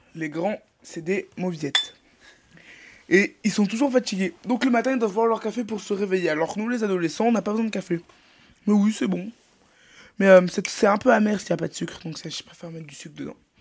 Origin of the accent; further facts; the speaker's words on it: Brittany, France; je suis breton